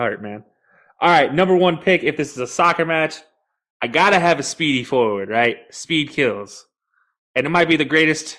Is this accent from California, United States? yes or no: yes; California, United States; moved away; As a Californian born